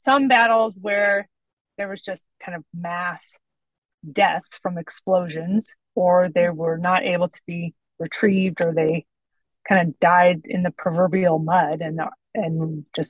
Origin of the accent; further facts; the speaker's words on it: West Coast, United States; Growing up on the West Coast in America